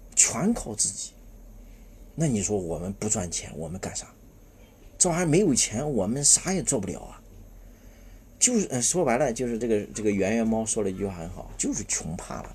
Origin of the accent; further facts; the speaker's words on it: China; 我们中国人啊，是先天没有安全感的一个民族